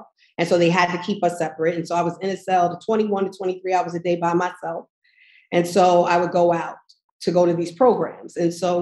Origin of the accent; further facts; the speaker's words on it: Manorville, New York, United States; I grew up in Long Island in Manorville